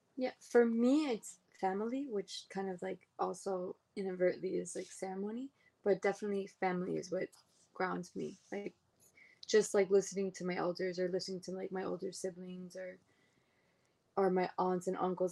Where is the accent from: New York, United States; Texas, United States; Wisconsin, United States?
New York, United States; New York City; I was born and raised in Brooklyn.